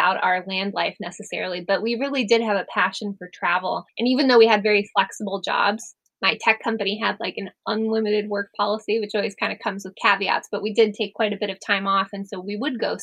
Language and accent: English; Boulder, Colorado, United States; moved away as an adult; we're from Boulder, Colorado, or I am originally.